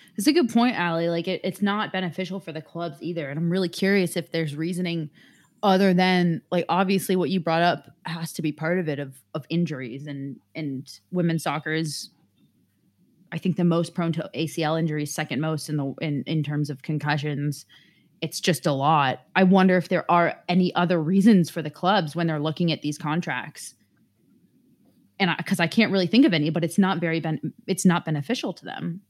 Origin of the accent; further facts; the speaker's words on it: San Francisco, California, United States; moved away; where I was from and where I am from in San Francisco